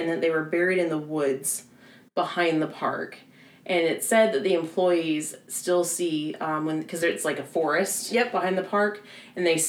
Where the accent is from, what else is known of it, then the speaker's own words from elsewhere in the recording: the South, United States; accent: southern; my southern accent comes out